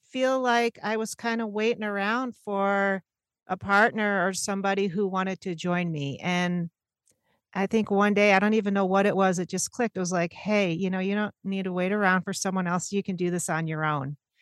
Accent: Syracuse, New York, United States; moved away as an adult; now in Portland, United States; I'm born and raised in Syracuse, New York, but I've lived out in Portland about twenty-five years now

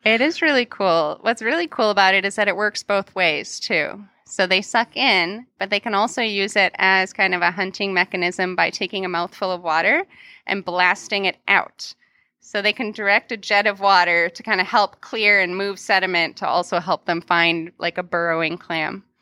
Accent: Milwaukee, Wisconsin, United States; moved away; the Milwaukee County Zoo, uh, which is my hometown.

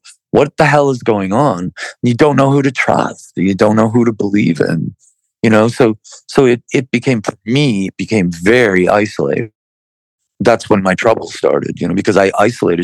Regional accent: Buffalo, New York, United States; we're from Buffalo, New York

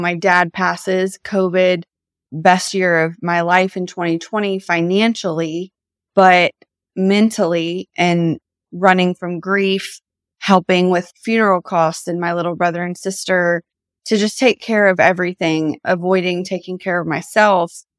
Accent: Nashville, Tennessee, United States; I'm from Nashville, was raised here

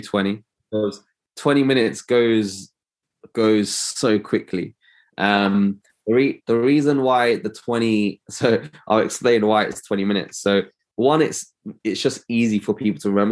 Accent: London, United Kingdom; I'm an optometrist from London.

